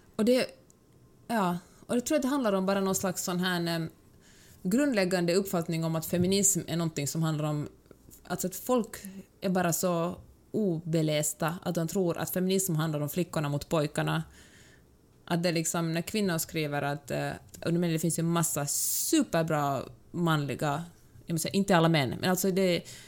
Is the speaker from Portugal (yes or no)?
no; Finland; Som mm. finlandssvensk fattar jag ganska ofta inte finsk humor jag tycker inte att den är rolig, för att jag har vuxit upp på något sätt i en annan sorts kultur